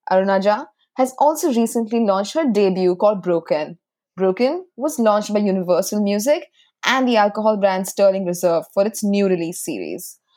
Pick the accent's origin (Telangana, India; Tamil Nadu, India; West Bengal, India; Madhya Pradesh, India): Tamil Nadu, India; Chennai; I grew up in Chennai